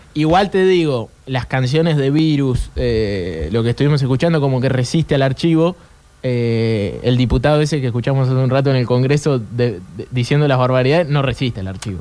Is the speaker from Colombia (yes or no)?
no; Argentina